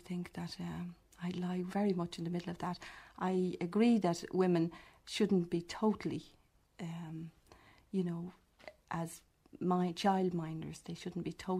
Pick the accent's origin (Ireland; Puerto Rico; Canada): Ireland; Dublin, Leinster; I was born in Dublin, working-class family, left school at 14, kept house for about 2 years afterwards